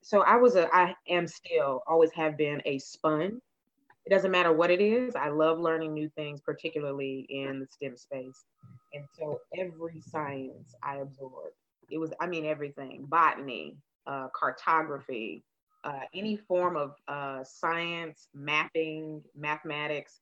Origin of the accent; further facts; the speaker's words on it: Nashville, Tennessee, United States; I grew up in Nashville